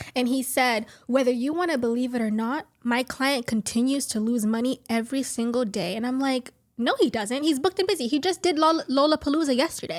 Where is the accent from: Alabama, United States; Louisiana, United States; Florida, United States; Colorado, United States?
Florida, United States; Miami; I'm originally from Miami, Florida